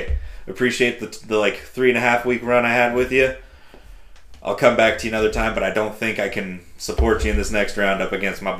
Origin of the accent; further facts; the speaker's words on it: West Coast, United States; I grew up on the West Coast